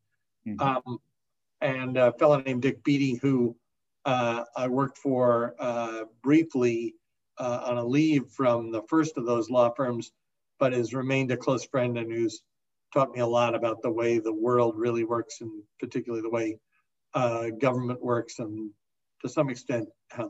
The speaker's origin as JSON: {"language": "English", "town": "New York City", "region": "New York", "country": "United States", "tie": "born or raised there", "said": "I grew up in Riverdale, New York, the Northwest Bronx"}